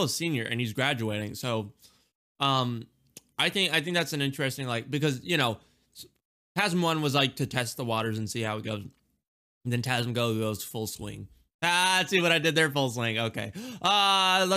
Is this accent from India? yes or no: yes; India; I'm Indian